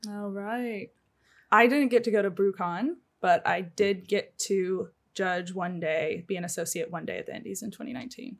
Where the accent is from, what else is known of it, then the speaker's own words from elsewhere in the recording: Springfield, United States; moved away; my hometown's the same way, right? Like, when I was growing up there, I say it's a small town, the population's actually, like, a hundred and sixty thousand. But there was one, uh, Springfield Brewco